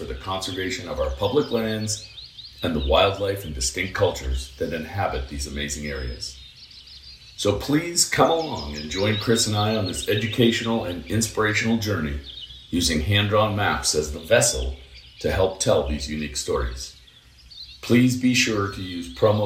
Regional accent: Toronto, Ontario, Canada; now in Missoula, United States; When we were young kids growing up in Toronto

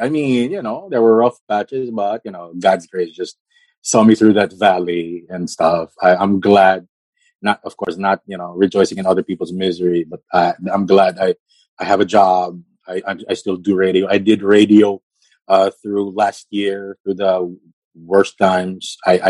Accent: Quezon City, Metro Manila, Philippines; born there; I was born here in Quezon City.

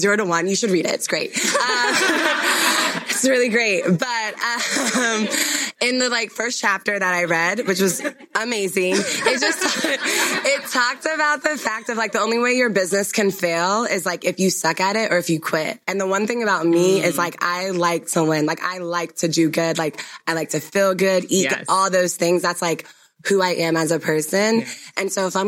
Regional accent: Ghana; I'm Ghanaian

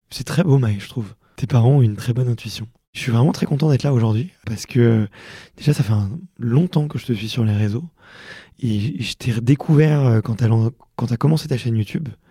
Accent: Montreuil, Fontenay-sous-Bois, Ivry-sur-Seine, Île-de-France, France; j'ai grandi à Montreuil et à Fontenay-sous-Bois et à Ivry-sur-Seine

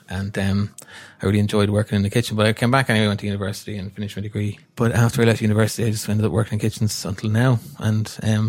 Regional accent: Virginia, Ulster, Ireland; now in Galway, Ireland; I'm originally from Virginia County, Cavan. Now I live in Galway. I've been living in Galway for the last, I was in Galway 20 years ago. And now I've been kind of here on and off since then.

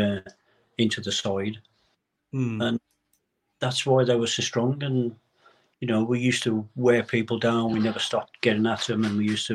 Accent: West Bromwich, West Midlands, United Kingdom; I was born in West Bromwich

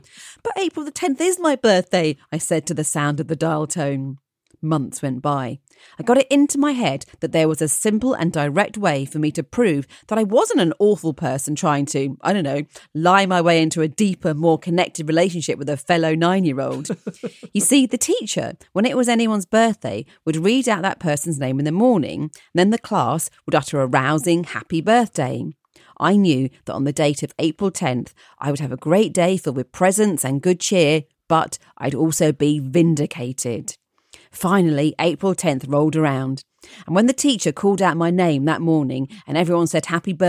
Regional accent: Cedar Rapids, Iowa, United States; I grew up in Cedar Rapids, Iowa.

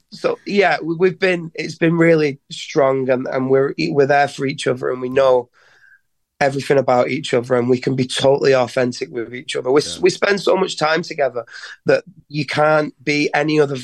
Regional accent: Leigh, North West England, United Kingdom; the town we're from, Lee

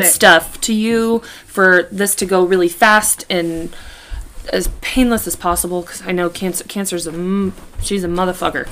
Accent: Kansas, United States; We're from Kansas

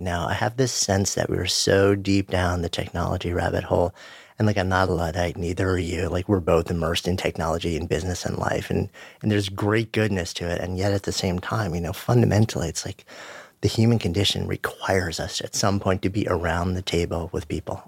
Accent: New York City, New York, United States; being a New Yorker, both of us being New Yorkers

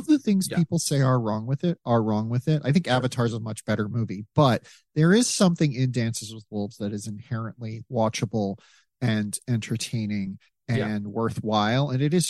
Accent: South Dakota, United States; I grew up in South Dakota where that movie was shot.

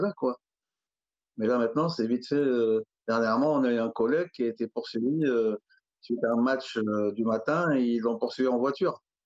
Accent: Alfortville, Île-de-France, France; j'ai grandi à Alfortville

